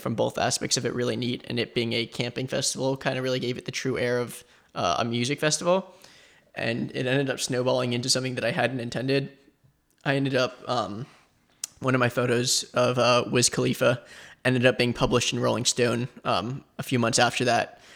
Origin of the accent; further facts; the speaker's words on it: Boca Raton, Florida, United States; also born or lived in Asheville, North Carolina; I was born and raised, uh, here in South Florida in Boca